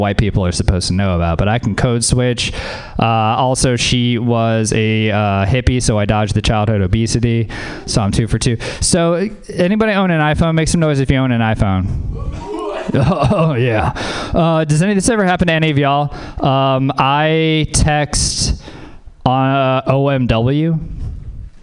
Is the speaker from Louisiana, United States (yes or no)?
yes; Louisiana, United States; moved away; I'm from Louisiana. Yeah, man. Growing up in Louisiana